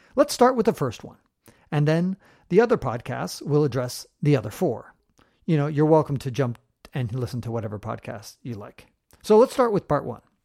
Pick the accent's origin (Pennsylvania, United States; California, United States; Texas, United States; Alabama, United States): California, United States; San Francisco; moved away as an adult; also born or lived in Eastern Europe; was born and raised in San Francisco.